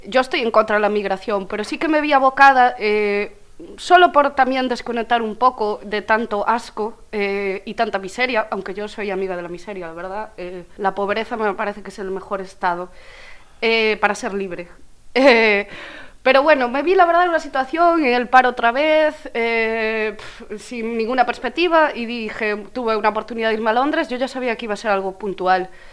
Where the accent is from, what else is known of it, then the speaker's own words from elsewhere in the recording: Bueu, Galicia, Spain; vengo de Bueu